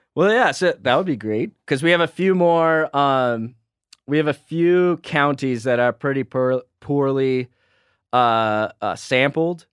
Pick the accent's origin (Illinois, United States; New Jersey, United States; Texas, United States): Texas, United States; I'm from Texas